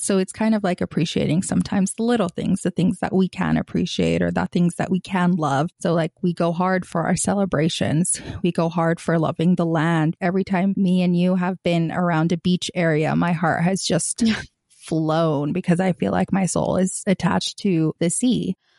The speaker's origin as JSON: {"language": "English", "town": "Gaza", "region": "Gaza Strip", "country": "Palestine", "tie": "born or raised there", "moved": "as an adult", "said": "I grew up in Gaza, Palestine, or the Gaza Strip. I've lived there kind of until I was eighteen"}